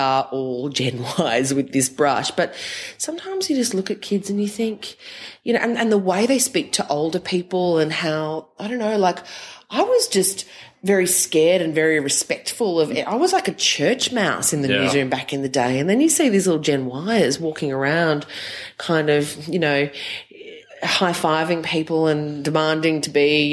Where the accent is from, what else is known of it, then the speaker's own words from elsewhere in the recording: Bribie Island, Queensland, Australia; moved away as an adult; also born or lived in Mount Druitt, Western Sydney, New South Wales; now in Sydney, Australia; I grew up on Bribie Island